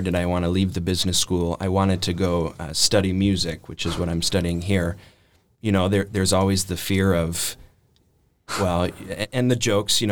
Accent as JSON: {"language": "English", "town": "Milwaukee", "region": "Wisconsin", "country": "United States", "tie": "born or raised there", "moved": "as an adult", "lives_now": "Nashville, United States", "said": "I grew up in Milwaukee, Wisconsin. I try to hide the accent, but I've been told it comes through anyway"}